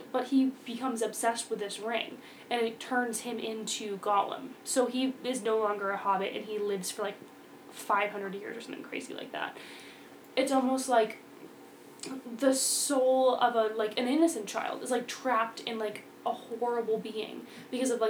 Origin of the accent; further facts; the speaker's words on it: New Hampshire, United States; we're from New Hampshire.